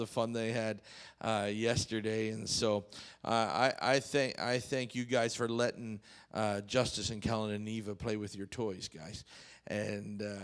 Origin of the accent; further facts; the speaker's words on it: Canada; moved away; I grew up in Canada